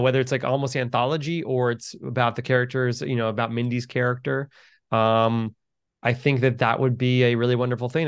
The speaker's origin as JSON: {"language": "English", "town": "New York City", "region": "New York", "country": "United States", "said": "I'm from New York City."}